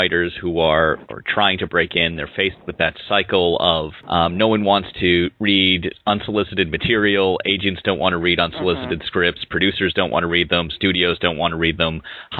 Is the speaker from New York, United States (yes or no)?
no; Boston, Massachusetts, United States; I am, yes.